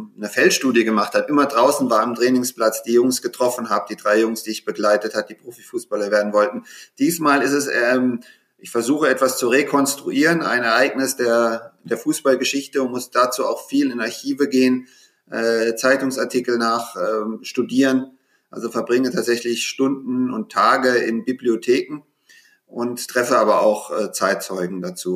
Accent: Frankfurt, Hesse, Germany; moved away as an adult; also born or lived in Munich / London; schon mit 13, 14 Jahren in Frankfurt, wo ich herkomme

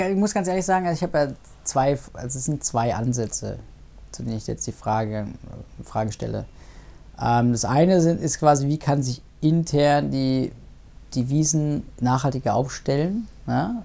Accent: Munich, Bavaria, Germany; ich denke mir als Münchner

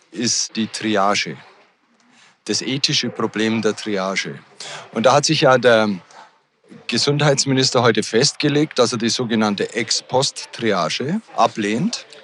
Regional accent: Bavaria, Germany; Ich komme ja aus Bayern und Bayern hat sich da schon auf den Weg gemacht, die Studienplätze zu erweitern. Es gibt jetzt beispielsweise für den Bereich, aus dem ich komme, Niederbayern, einen extra neuen Campus.

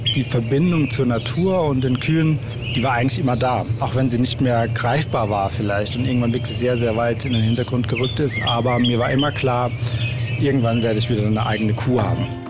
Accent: Germany; moved away as an adult; ich komm aus dem Odenwald ursprünglich. Also hier bin ich, bin ich aufgewachsen

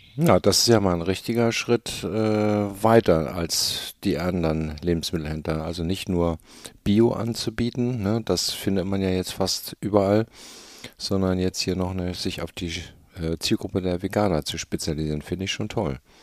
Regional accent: Hamburg, Germany; als Hamburger

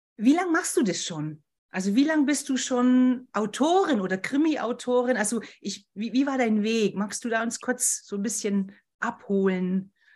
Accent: Berchtesgaden, Bavaria, Germany; moved away; das ist ja meine alte Heimat, Berchtesgaden

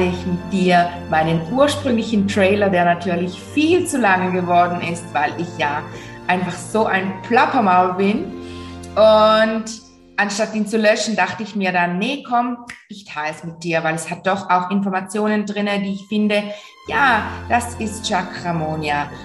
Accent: Switzerland; Und wie du vielleicht hörst, bestimmt hörst du es, komme ich aus der Schweiz, aus der wunder, wunderschönen Schweiz. Und ich habe hier in St. Gallen meine Praxis

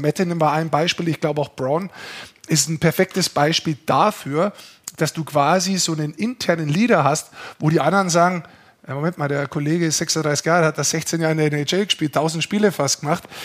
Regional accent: Lower Bavaria, Germany; Ich bin Niederbayer

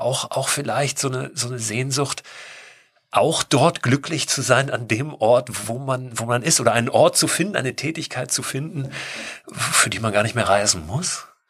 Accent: Germany; in dem ich gewohnt habe als Kind in Deutschland

